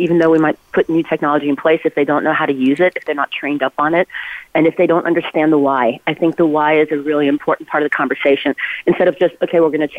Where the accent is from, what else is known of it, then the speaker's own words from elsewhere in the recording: Ulm, Baden-Württemberg, Germany; now in West Coast, United States; Albert Einstein is from my hometown in Germany